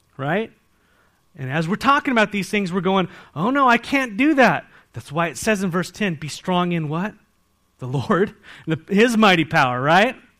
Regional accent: San Diego, California, United States; now in Walla Walla, United States; I grew up in San Diego

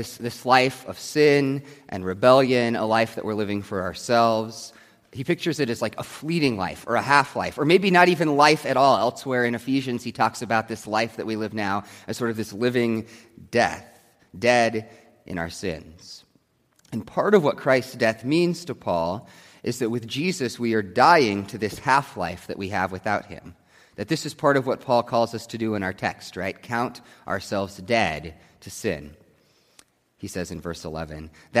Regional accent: United States; I am still an American

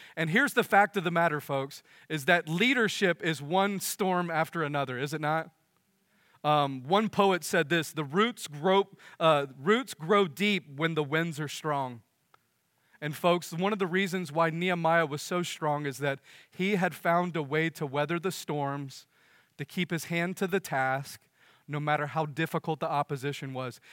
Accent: United States; as American

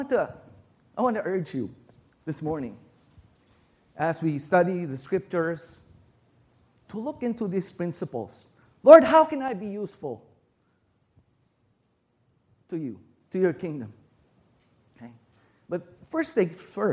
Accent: Philippines; moved away as an adult; now in United States; I was born in America, but as a baby, we went back home to the Philippines.

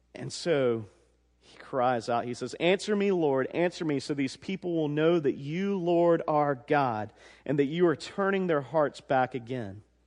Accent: the South, United States; also born or lived in Georgia; I was born in the South

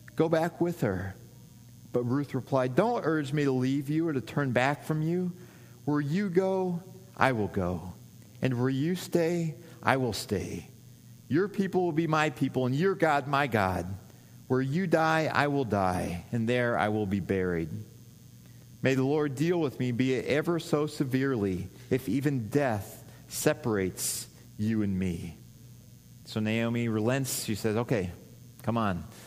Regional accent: Missouri, United States; moved away; I grew up in Missouri

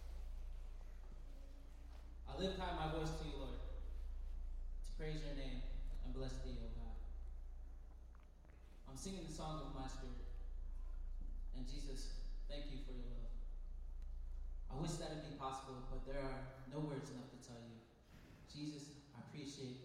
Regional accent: Anchorage, Alaska, United States; I'm from Anchorage, Alaska, but my family is from the islands of Tonga

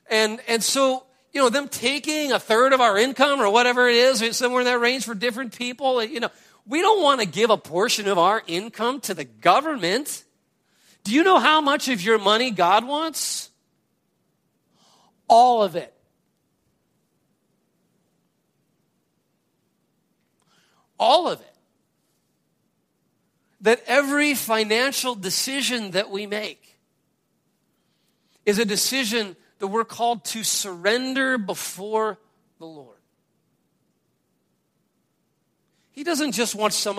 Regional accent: United States; as an American

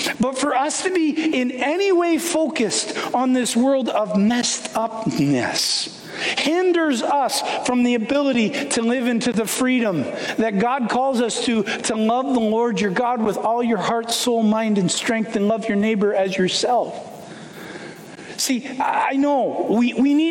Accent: Canada; I grew up in Canada

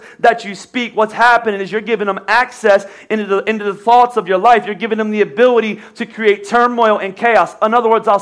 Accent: United States; I'm American

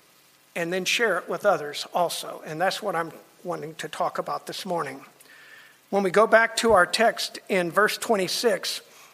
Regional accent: Miami, Florida, United States; I grew up in Miami

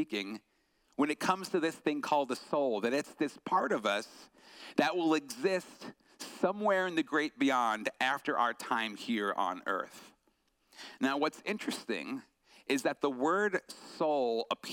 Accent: Long Island, New York, United States; I grew up on Long Island, New York, so East Coast

